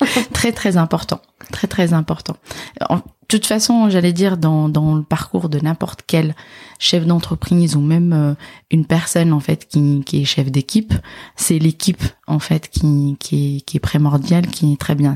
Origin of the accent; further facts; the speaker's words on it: Casablanca, Casablanca-Settat, Morocco; moved away as an adult; also born or lived in Dijon / north of France; now in France; je suis originaire de du Maroc. D'accord. Je suis née et j'ai grandi en fait à Casablanca